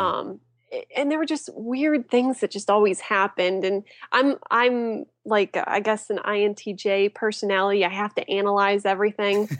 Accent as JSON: {"language": "English", "town": "Apollo", "region": "Pennsylvania", "country": "United States", "tie": "born or raised there", "said": "I grew up in a small town named Apollo. Um, it's about an hour east of Pittsburgh"}